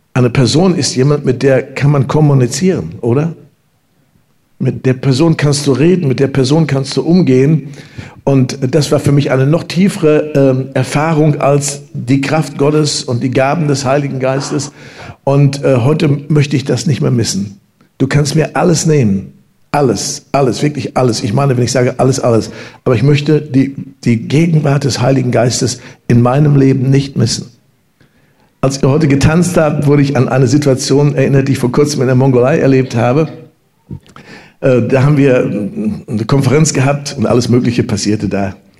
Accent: Germany; also born or lived in Lüdenscheid

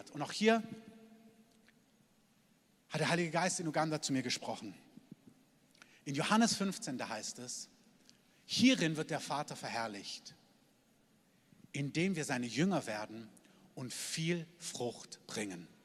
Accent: Germany; dass wir als Deutsche, dass wir und alle, die dazugehören und dazugezogen sind

